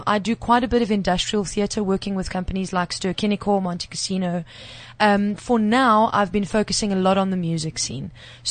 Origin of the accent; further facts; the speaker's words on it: Magaliesburg, Gauteng, South Africa; moved away as an adult; now in Johannesburg, South Africa; I'm not a Joburg girl as such. I was born in Magaliesburg and moved to, pretty much a farm girl, moved to the big bad city to study.